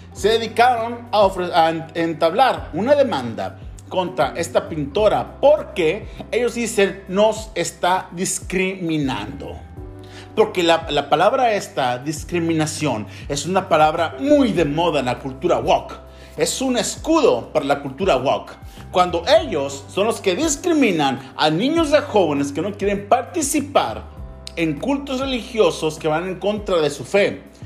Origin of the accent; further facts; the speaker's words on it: Mexico; yo como ciudadano mexicano tengo la libertad de practicar la fe que yo quiera